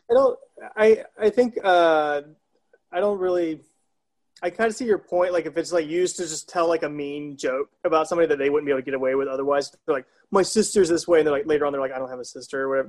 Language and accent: English; South Carolina, United States; moved away; born and raised in South Carolina